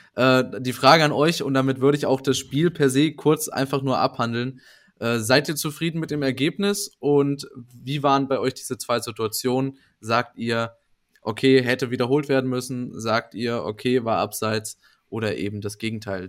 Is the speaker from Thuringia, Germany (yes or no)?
yes; Thuringia, Germany; ich als Thüringer